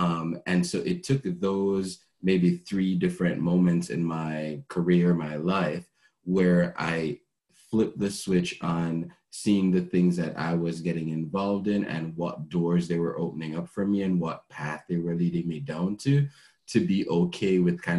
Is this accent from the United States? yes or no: no; Jamaica; now in Canada; So I moved from Jamaica to be here in Canada to pursue culinary arts.